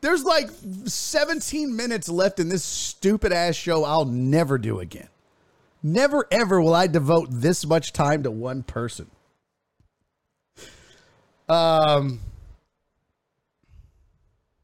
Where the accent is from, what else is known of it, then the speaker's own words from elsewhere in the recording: Texas, United States; I'm from Texas